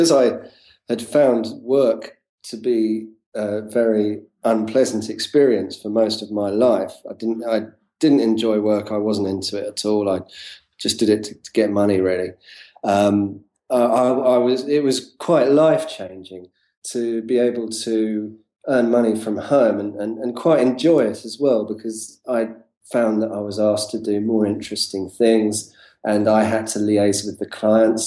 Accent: London, United Kingdom; I'm from talking from London, UK, and this is where I'm from.

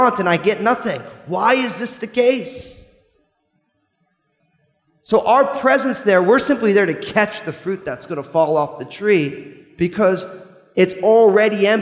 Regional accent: New Jersey, United States

